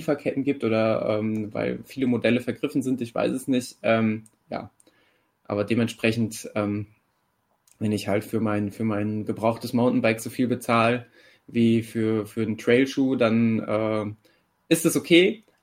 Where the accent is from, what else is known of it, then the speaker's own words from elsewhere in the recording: Mettmann, North Rhine-Westphalia, Germany; Fahrradtour von Gießen in, in meine Heimat nach Mettmann gemacht habe